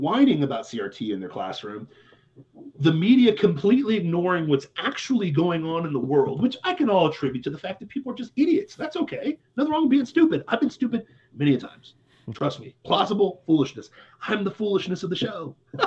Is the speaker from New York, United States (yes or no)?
no; Troy, Ohio, United States